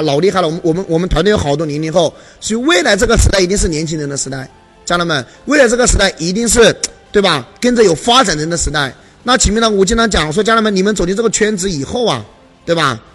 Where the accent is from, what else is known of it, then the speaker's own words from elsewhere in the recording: Hunan, China; 因为我也是湖南人